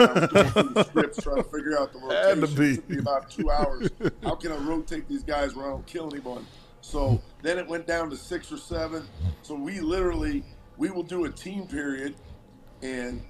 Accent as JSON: {"language": "English", "town": "Cleveland", "region": "Ohio", "country": "United States", "moved": "yes", "said": "Originally from Cleveland, Ohio"}